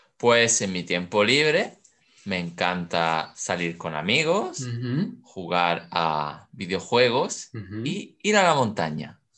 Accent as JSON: {"language": "Spanish", "town": "Seville", "region": "Andalusia", "country": "Spain", "moved": "as an adult", "lives_now": "Brussels, Belgium", "said": "soy del sur de España, de ah. Sevilla"}